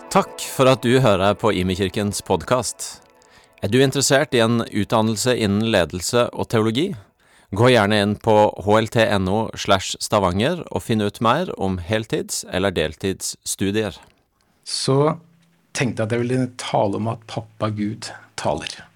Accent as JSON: {"language": "Norwegian", "town": "Stokke", "region": "Vestfold", "country": "Norway", "tie": "born or raised there", "moved": "yes", "lives_now": "Sandnes, Norway", "said": "jeg kommer fra Vestfold. Stokke i Vestfold"}